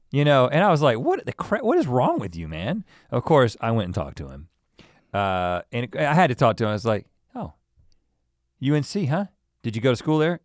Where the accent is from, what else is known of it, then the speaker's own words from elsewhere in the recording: North Carolina, United States; we're from North Carolina